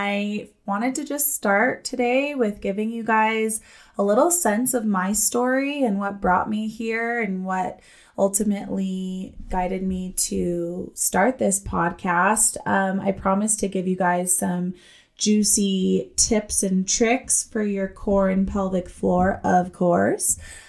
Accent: Los Alamos, New Mexico, United States; I am from New Mexico. I recently moved back to my hometown of Los Alamos, New Mexico, where I am from.

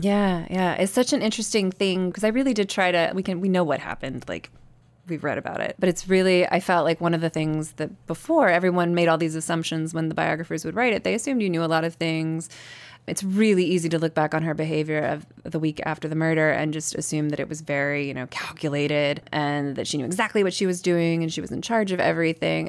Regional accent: the South, United States; a girl who's growing up in the South and in very conservative religious communities

